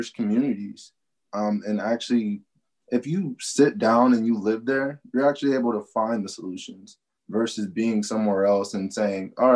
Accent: Topeka, Kansas, United States; I'm the only one born and raised in Kansas, literally, out of my whole family

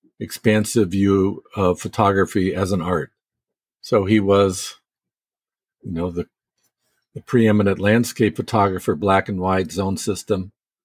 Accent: Bay Area, California, United States; also born or lived in Yosemite, California / Oakhurst, California; as a kid, we lived in the Bay Area, and I was born in Southern California.

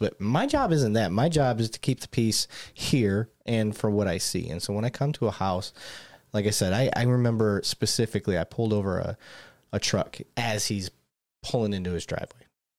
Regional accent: Michigan, United States; event, because I grew up in Michigan. I didn't see that. That wasn't yeah. a thing. That's not normal for me.

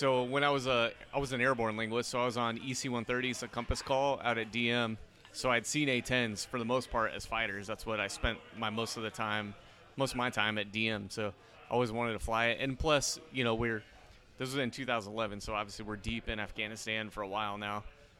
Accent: Texas, United States; I'm from Texas, so I was a military brat. My dad was in the Navy.

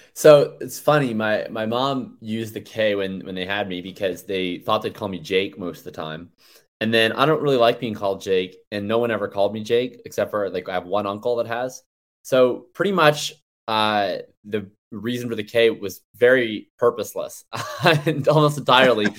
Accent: Canada; I'm Canadian

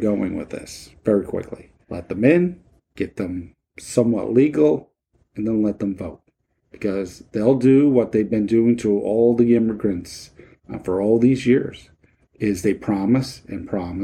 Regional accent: United States; As an American citizen

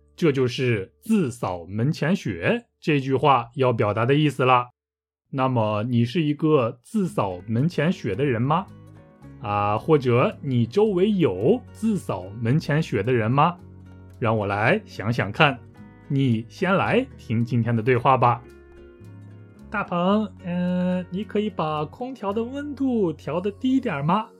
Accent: northern China, China; 我来自中国北方

